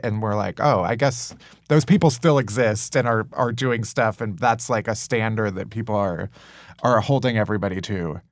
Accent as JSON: {"language": "English", "town": "Chicago", "region": "Illinois", "country": "United States", "said": "I'm from Chicago also"}